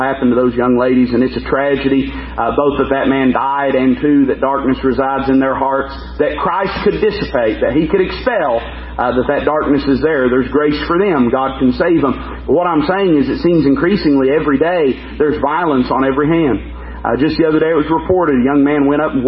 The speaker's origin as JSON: {"language": "English", "country": "United States", "said": "as an American"}